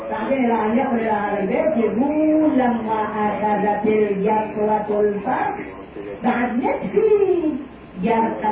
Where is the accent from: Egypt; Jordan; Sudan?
Egypt; أكبر حكومة في بلادنا مصر لا شك فيه مصر كانت تزود نفس العالم الإسلامي بالثقافة والعلم